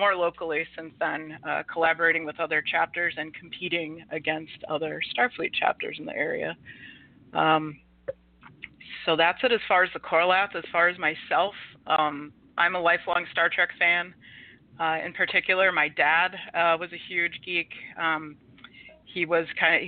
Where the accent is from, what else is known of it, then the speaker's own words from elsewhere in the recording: Marshfield, Massachusetts, United States; also born or lived in Georgia; I'm from Massachusetts, originally in South Shore area. I grew up in Marshfield.